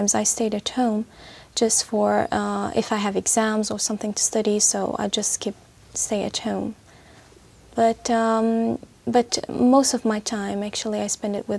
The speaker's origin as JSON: {"language": "English", "country": "Syria", "second_language": "English", "said": "I'm from Syria"}